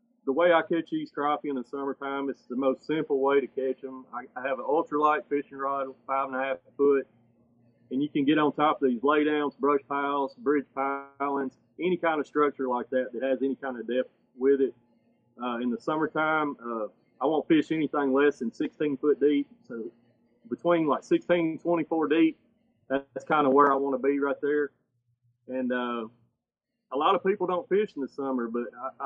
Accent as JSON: {"language": "English", "region": "Tennessee", "country": "United States", "moved": "as an adult", "lives_now": "Kentucky, United States", "said": "I'm from Tennessee"}